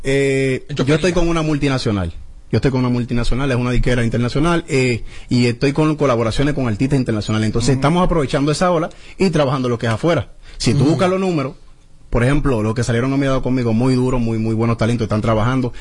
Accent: Dominican Republic; yo soy dominicano y yo soy de ahí también

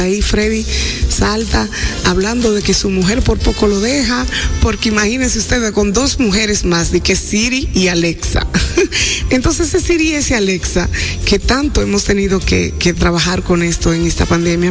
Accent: Dominican Republic; como mujeres dominicanas que somos

